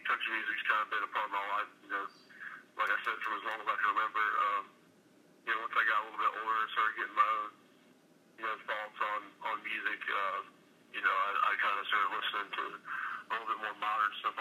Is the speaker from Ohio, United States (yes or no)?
yes; Fairfield, Ohio, United States; I grew up in a town just about 30 miles north of Cincinnati, Ohio, called Fairfield, Ohio